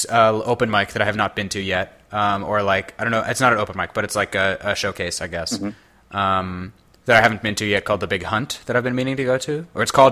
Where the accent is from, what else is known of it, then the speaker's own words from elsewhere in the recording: Toronto, Ontario, Canada; now in Washington, United States; I'm from Toronto.